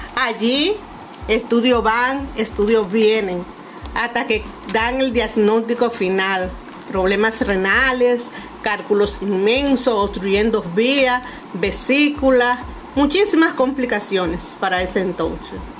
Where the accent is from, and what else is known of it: Monte Cristi, Dominican Republic